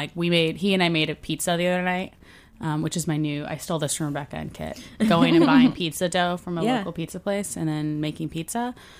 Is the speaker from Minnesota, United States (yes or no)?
no; Texas, United States; because I'm from Texas